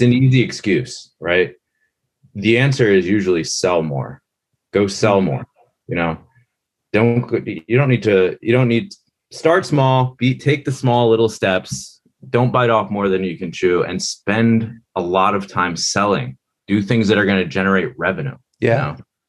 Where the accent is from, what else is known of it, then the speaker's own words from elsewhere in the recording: Linthicum, Maryland, United States; The town I grew up in is called Linthicum, Maryland